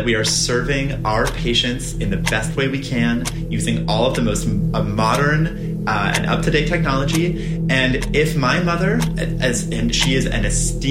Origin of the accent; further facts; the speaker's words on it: Nebraska, United States; I'm so proud to represent Nebraska. You know, I was raised in Nebraska. I don't know for sure if I was born there.